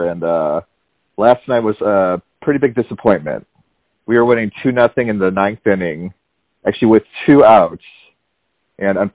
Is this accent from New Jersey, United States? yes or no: no; Chicago, Illinois, United States; moved away as an adult; also born or lived in Tucson, Arizona / Savannah, Georgia; now in Atlanta, United States; I'm from Chicago. So I grew up in oh, the cool. Chicago area. Went to high school around there, and then when I graduated high school, I I ended up going to the University of Arizona in Tucson.